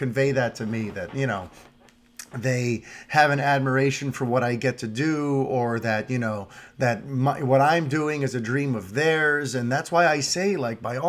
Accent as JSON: {"language": "English", "town": "New York City", "region": "New York", "country": "United States", "tie": "born or raised there", "said": "As a New Yorker, we tend to just kind of have tunnel vision. Yeah, I grew up in an apartment building"}